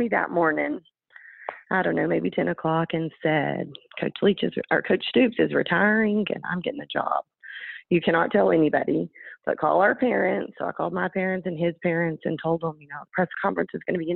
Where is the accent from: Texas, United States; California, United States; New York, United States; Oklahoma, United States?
Texas, United States; Dimmitt; moved away; I grew up in Dimmitt, Texas. It's a little bitty farming community